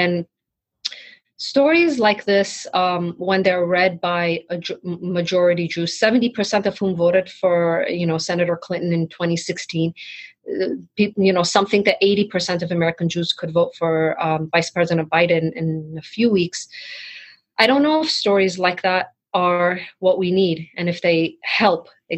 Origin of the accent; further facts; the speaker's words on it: Tehran, Tehran Province, Iran; now in United States; as someone who escaped Iran after the revolution, that was decades ago, but sometimes I still cannot believe that I was born and raised in Tehran